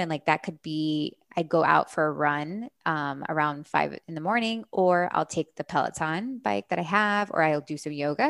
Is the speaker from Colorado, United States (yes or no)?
no; Miami, Florida, United States; moved away as an adult; also born or lived in California; I grew up here in Miami